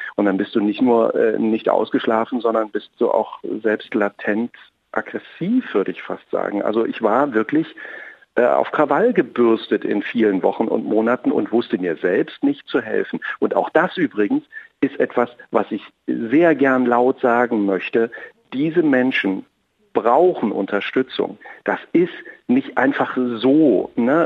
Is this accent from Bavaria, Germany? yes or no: no; Apolda, Thuringia, Germany; moved away; Ich bin ja ein, ein, ein Kind aus Thüringen. Ich bin äh, in Apolda groß geworden, in einer kleinen Stadt mitten in Thüringen.